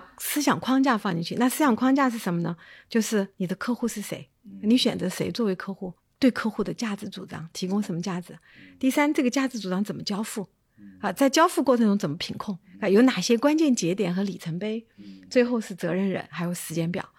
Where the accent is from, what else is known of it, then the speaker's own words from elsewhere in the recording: Chengdu, Sichuan, China; 我是在成都长大的